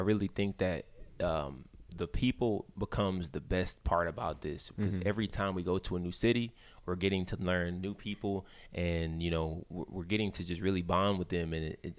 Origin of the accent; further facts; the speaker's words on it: Augusta, Georgia, United States; now in Tri-Cities, United States; I'm originally from Augusta, Georgia, but I'm based in Eastern Washington in Tri-Cities.